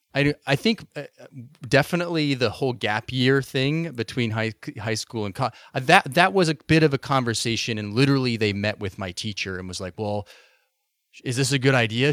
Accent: Boise, Idaho, United States; moved away; I grew up in Boise, Idaho originally

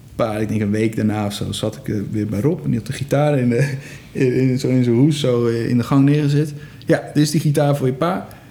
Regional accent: Egmond, North Holland, Netherlands; ik kom zo uit Egmond

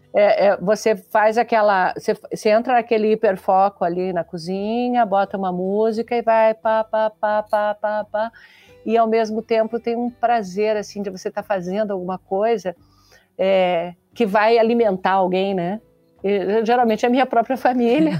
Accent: Santa Catarina, Brazil; eu sou de Santa Catarina

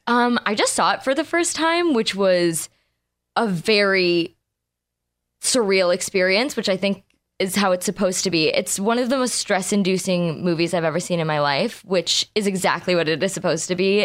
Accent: Los Angeles, California, United States; We were born and raised here

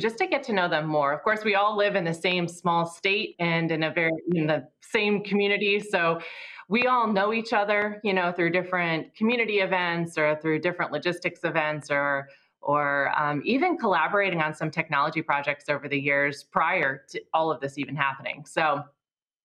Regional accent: Iowa, United States; moved away as an adult; now in Seaford, United States; I grew up in Iowa, so it's a lot like Delaware

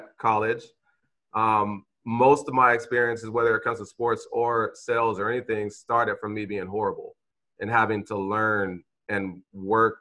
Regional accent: Vallejo, California, United States; moved away as an adult; I'm this kid from Vallejo

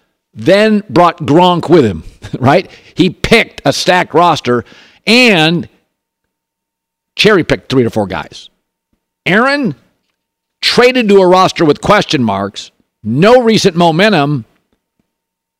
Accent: Westport, Washington, United States; moved away; I grew up in the Pacific Northwest. The town I grew up in, it rained all the time

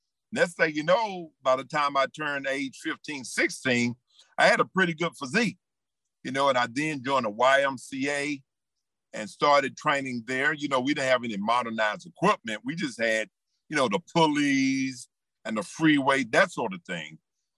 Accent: Whitestone, South Carolina, United States; Whitestone is a small place, tiny place. And not only did I come from Whitestone

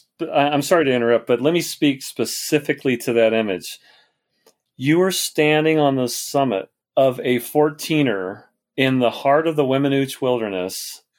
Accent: Colorado, United States; images of Colorado, because I love my home state

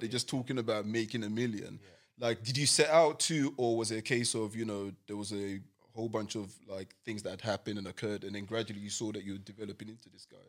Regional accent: London, United Kingdom; I grew up in East London.

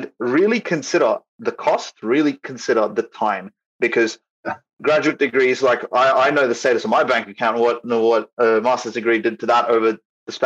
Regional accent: Australia; I'm from Australia, so I'm not situated in Canada, I'm not situated in USA

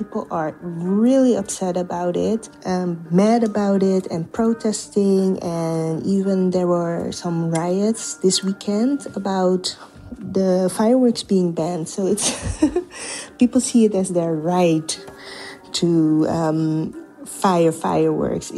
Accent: Netherlands; I was born and raised in the Netherlands myself

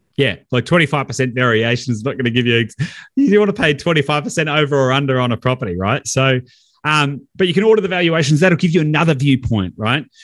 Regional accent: Victoria, Australia; I'm from Victoria

